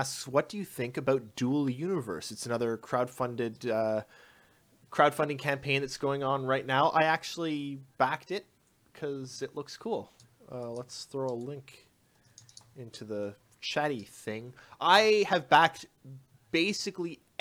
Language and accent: English; Canada; I am a Canadian